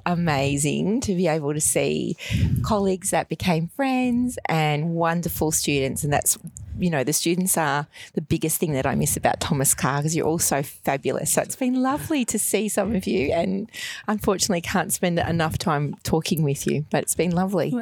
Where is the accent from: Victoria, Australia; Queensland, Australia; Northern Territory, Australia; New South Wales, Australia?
Victoria, Australia; Melbourne; I grew up in Altona Meadows in the 70s